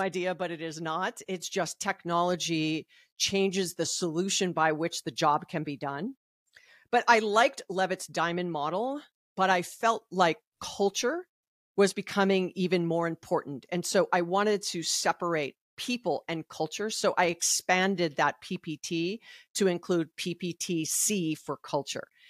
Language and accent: English; Hawaii, United States; I'm from Hawaii